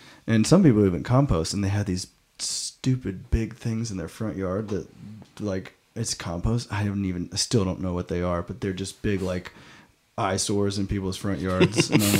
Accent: Alabama, United States; moved away; I grew up in Alabama

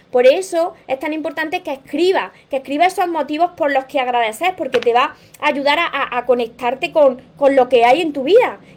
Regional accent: Mexico; Soy de México, los pueden mandar a otros países, sí.

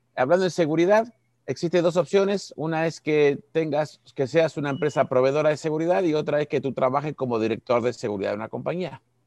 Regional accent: Uruguay; moved away as an adult; now in Cancún, Mexico; soy uruguayo, parezco argentino, pero soy uruguayo

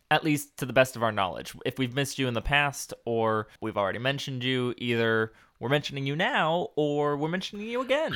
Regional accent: West Coast, United States; moved away as an adult; also born or lived in Texas; growing up on the West Coast

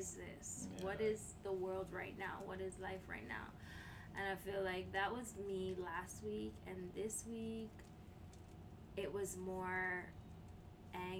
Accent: Canada; me as a Canadian

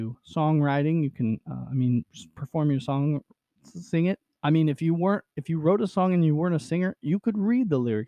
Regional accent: United States; my hometown of Nevada

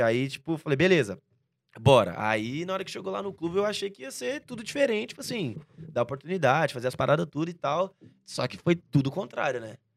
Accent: Goiânia, Goiás, Brazil; now in São Paulo, Brazil; nasci em Goiânia, uhum. dia 2 de junho de 1998

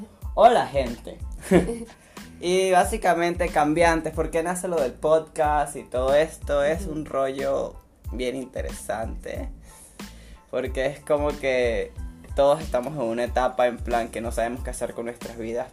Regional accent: Venezuela; moved away as an adult; now in Santa Cruz de la Sierra, Bolivia; soy de Venezuela, tengo dos años acá en Bolivia, Santa Cruz de la Sierra

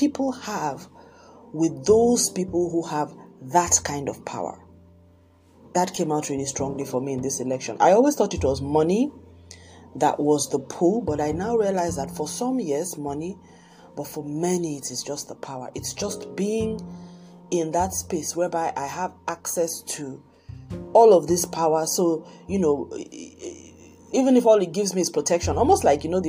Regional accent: Nigeria; also born or lived in Lagos, Nigeria; I'm Nigerian. I live in Lagos, Nigeria

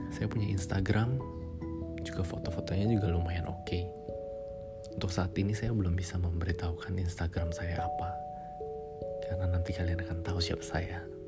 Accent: Jakarta, Indonesia; Saya lahir dan besar di Jakarta. Sekarang saya juga masih tinggal di Jakarta.

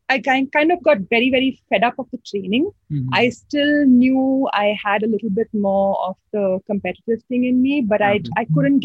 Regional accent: Goa, India; I'm from Goa, mother of two naughty children.

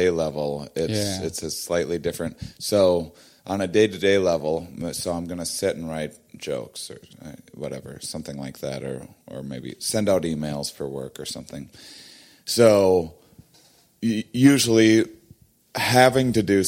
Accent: Wisconsin, United States; moved away as an adult; I'm from Wisconsin originally, and I spent my first 23 years of my life there

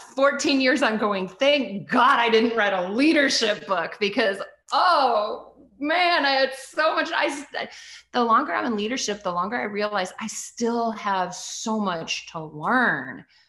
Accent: United States; also born or lived in Canada; I was adopted in the US by my stepdad when I was three

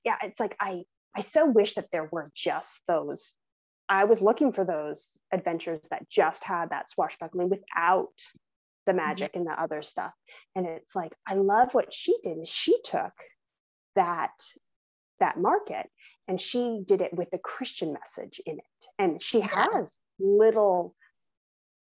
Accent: San Diego area, California, United States; moved away; that is set in San Diego, the closest that I've been to my hometown area

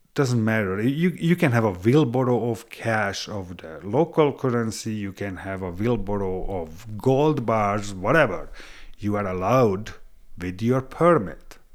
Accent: Hungary; English is a second language; moved away as an adult; also born or lived in Western Canada; now in Canada; I was born in Hungary, but am I Hungarian? Yes, I am

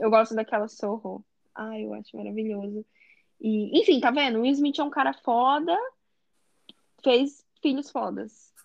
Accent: Brazil; moved away; also born or lived in Europe; eu sou do Brasil

